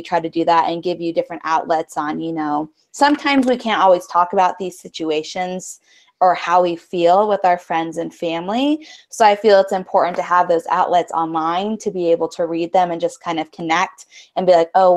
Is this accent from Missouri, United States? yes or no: no; Spokane, Washington, United States; I'm actually from Spokane, Washington, which is a little eastern town.